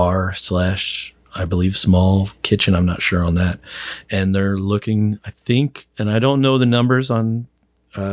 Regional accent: Granite, United States; just a couple blocks away from the first house I grew up in on State Street

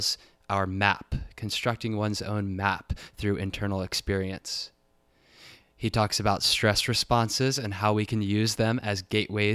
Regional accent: Richmond, Virginia, United States; moved away; Richmond, Virginia, my hometown

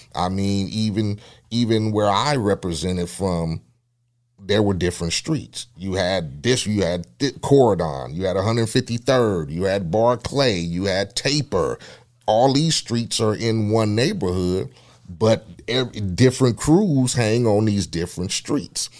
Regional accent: Compton, California, United States; being a young cat growing up in Compton

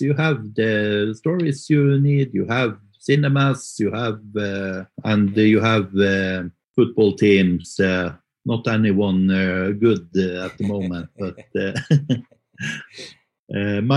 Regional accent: Mo i Rana, Nordland, Norway; moved away as an adult; now in Oslo, Norway; hometown is Mo i Rana it's in the northern parts of Norway

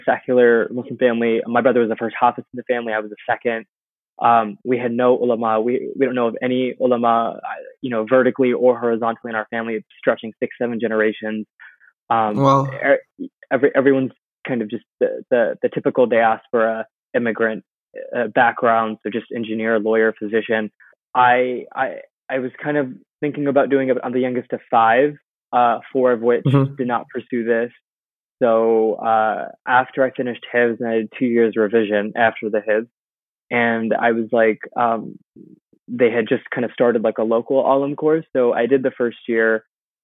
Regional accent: Fremont, California, United States; I was raised in California, in a small suburb 40 minutes south of San Francisco called Fremont.

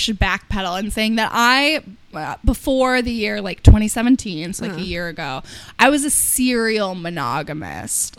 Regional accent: Midwest, United States; I'm from the Midwest.

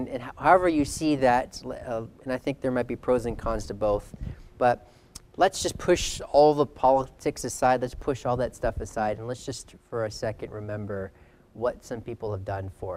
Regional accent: United States; now in Canada; I'm from America.

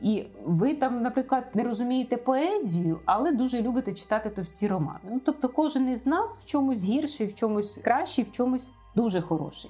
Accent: Ukraine; ми народилися в Україні

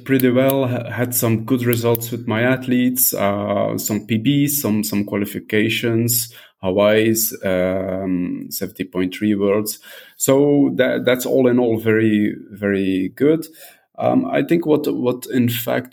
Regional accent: Belgium; also born or lived in southern France; now in France; I'm from Belgium, but living in southern France.

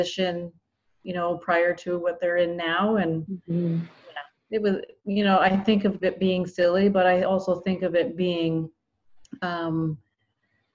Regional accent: Campbellford, Ontario, Canada; also born or lived in Scarborough, Ontario / Pickering, Ontario; from Campbellford, Ontario. I've lived here most of my life, but I was in Scarborough and Pickering prior to that.

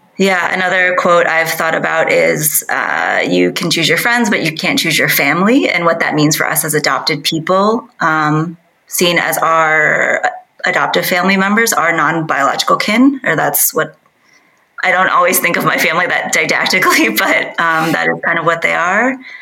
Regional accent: Midwest, United States; moved away as an adult; now in Seoul, South Korea; growing up in the Midwest in the U.S.

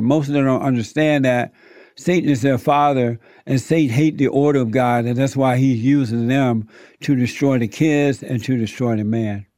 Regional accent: Alabama, United States; moved away; I grew up in Alabama. I was born there. So I grew up on a plantation down in Alabama.

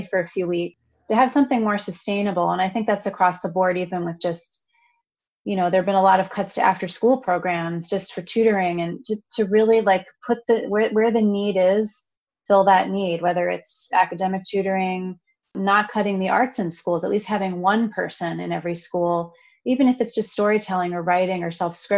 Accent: Long Island, New York, United States; I'm a whatever 30-something woman from, I grew up on Long Island

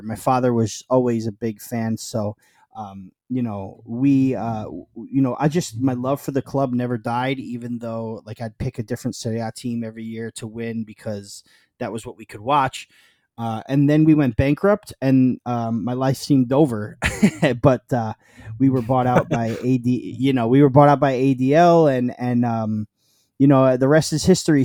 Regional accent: New York, United States; also born or lived in Naples, Italy (father's birthplace); We're from New York

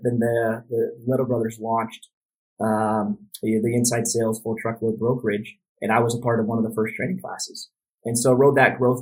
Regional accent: Phoenix, Arizona, United States; born and raised in Phoenix, Arizona. Lived here my entire life

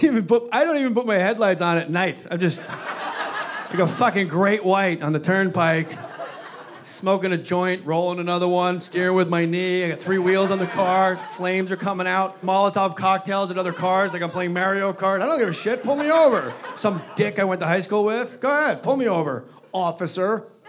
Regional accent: New Jersey, United States; my home state of New Jersey

